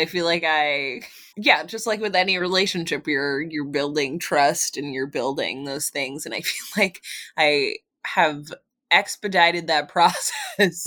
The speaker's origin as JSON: {"language": "English", "town": "Philadelphia", "region": "Pennsylvania", "country": "United States", "said": "I'm from Philly"}